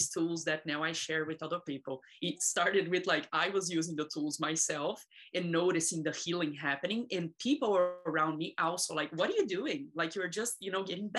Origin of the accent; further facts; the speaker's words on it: Brazil; now in United States; I was born in Brazil, and I come from a very abusive childhood